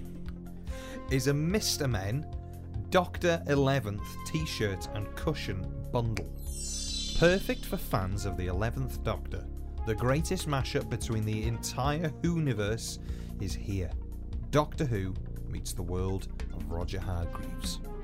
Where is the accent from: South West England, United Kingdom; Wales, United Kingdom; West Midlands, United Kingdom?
Wales, United Kingdom; accent: Welsh; first language Welsh; English is a second language; I am first language Welsh